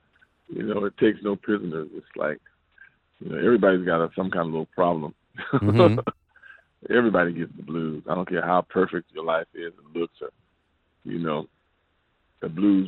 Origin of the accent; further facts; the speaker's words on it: Compton, California, United States; I'm from Compton, man.